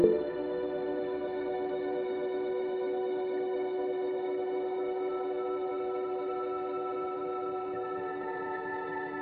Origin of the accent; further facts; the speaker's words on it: Ohio, United States; I live here. I mean, it's my hometown.